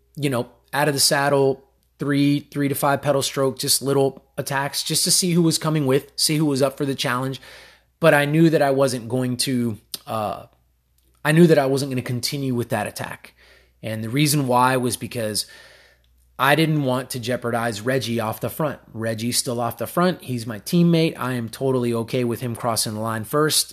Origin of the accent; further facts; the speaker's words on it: United States; I was born in the United States, but my mom is Cuban and my dad's Colombian, so I am of Hispanic descent